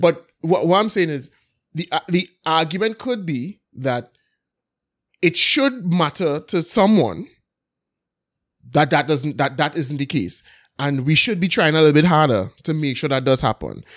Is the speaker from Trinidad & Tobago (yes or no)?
yes; Belmont, Port of Spain, Trinidad & Tobago; when I was young, obviously growing up in Belmont